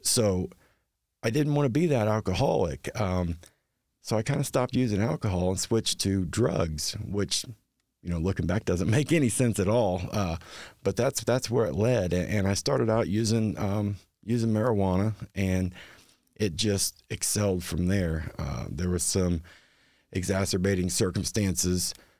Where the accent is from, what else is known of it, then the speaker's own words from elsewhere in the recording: Hartford City, Indiana, United States; moved away as an adult; now in Anderson, United States; I'm not originally from Anderson. I'm a transplant, um, originally from Hartford City